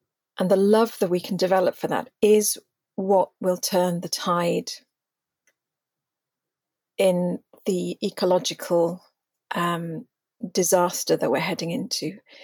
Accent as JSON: {"language": "English", "region": "Wales", "country": "United Kingdom", "said": "being Welsh, in the true sense of the word, yes, I'm Indigenous to Wales"}